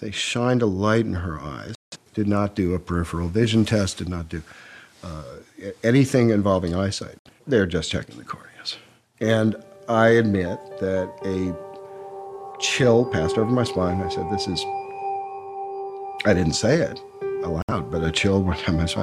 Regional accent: Chicago, Illinois, United States; moved away as an adult; now in London, United Kingdom; I'm an American born in Chicago

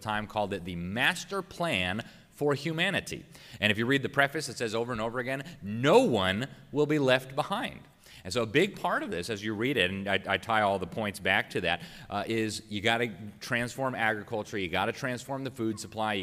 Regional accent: Florida, United States; my home state of Florida

